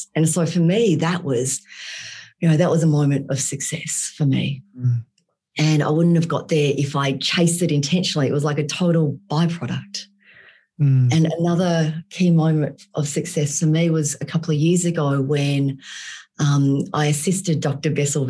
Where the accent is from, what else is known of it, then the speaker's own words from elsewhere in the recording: Vietnam; born there; moved away; So I was born in Vietnam and I was born in post-war Vietnam.